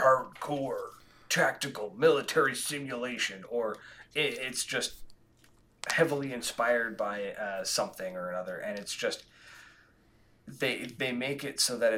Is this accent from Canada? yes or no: yes; Canada; we're Canadian.